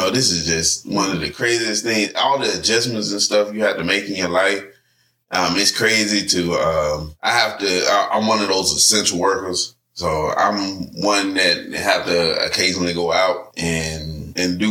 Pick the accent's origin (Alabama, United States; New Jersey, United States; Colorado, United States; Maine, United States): Alabama, United States; now in Georgia, United States; I was born and raised in Alabama